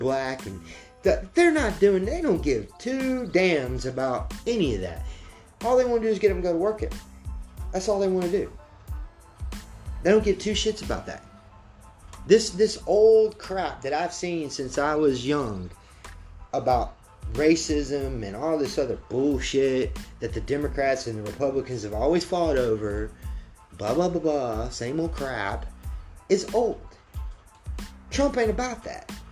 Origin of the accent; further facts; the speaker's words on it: Georgia, United States; I grew up in, I'm from Georgia